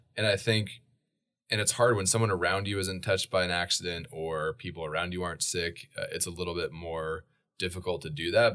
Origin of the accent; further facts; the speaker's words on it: Boise, Idaho, United States; also born or lived in Portland, Oregon; I was born in Boise, Idaho, uh, and then we moved at age three to Portland, Oregon for four years.